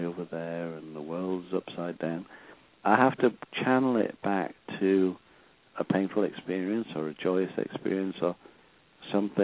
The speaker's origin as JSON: {"language": "English", "town": "Sunderland", "region": "North East England", "country": "United Kingdom", "tie": "born or raised there", "said": "my hometown, you know, team and the boys, you know, Sunderland boys"}